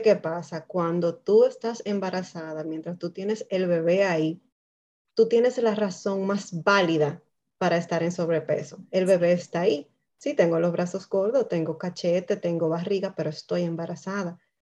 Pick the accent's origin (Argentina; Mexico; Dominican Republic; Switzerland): Dominican Republic; now in Canada; Nosotras básicamente somos dos dominicanas en Canadá, madres también. Eh, inmigrantes